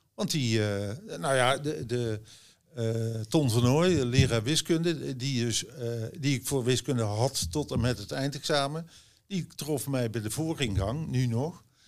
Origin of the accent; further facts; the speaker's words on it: Oss, North Brabant, Netherlands; Ik kom uit Os. Ik ben eigenlijk nooit langer dan 2,5 jaar een stuk uit Os